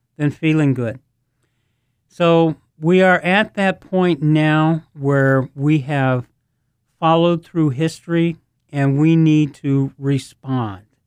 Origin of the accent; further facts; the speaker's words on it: United States; I'm an American